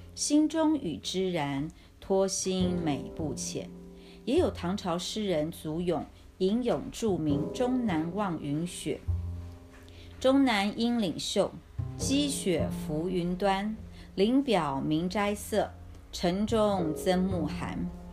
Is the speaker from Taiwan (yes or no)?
yes; Taiwan; 我来自台湾海岛